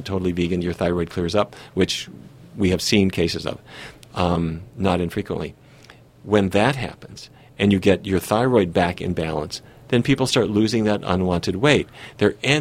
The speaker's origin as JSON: {"language": "English", "region": "North Dakota", "country": "United States", "tie": "born or raised there", "said": "I grew up in North Dakota"}